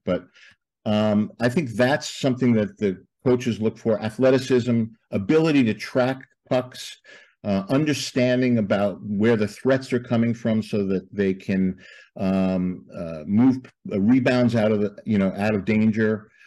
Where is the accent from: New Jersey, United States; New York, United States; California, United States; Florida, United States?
New York, United States; Levittown; I grew up in Levittown, uh, New York, Levittown, Long Island